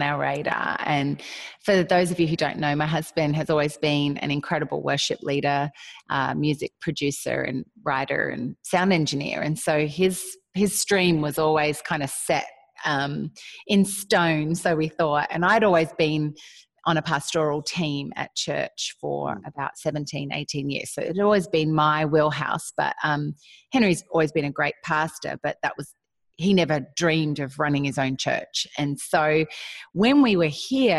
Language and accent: English; Australia; moved away as an adult; now in Nashville, United States; I am Australian, and my husband and I moved to Nashville, Tennessee 8 years ago